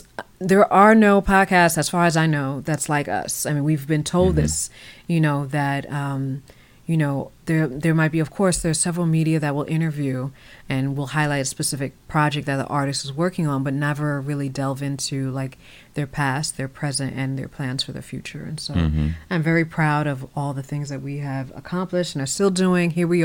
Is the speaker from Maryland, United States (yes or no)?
no; Virginia, United States; also born or lived in New York; I grew up in Northern Virginia. I was born in New York, but I grew up in Northern Virginia.